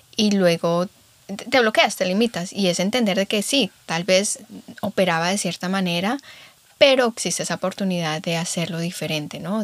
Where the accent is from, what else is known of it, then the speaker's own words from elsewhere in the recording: Guamal, Meta, Colombia; moved away; Estuve en Colombia, sí, estuve en mi pueblito, en Guamalmeta